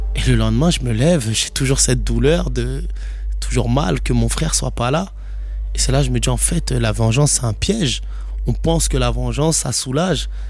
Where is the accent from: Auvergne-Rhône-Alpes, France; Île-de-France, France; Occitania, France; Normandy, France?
Île-de-France, France; Garges-lès-Gonesse; j'ai 32 ans. J'ai grandi ici, à Garges-les-Gonesses